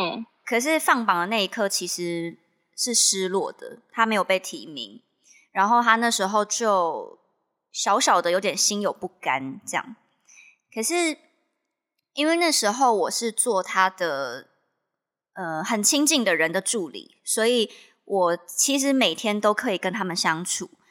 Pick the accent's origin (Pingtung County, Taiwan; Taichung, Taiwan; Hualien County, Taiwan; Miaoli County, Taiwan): Miaoli County, Taiwan; 我是苗栗的学校嘛